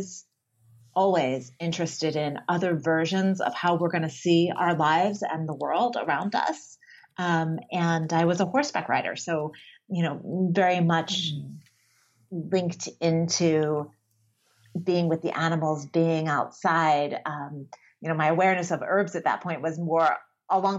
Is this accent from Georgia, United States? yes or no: no; Pennsylvania, United States; I grew up in Pennsylvania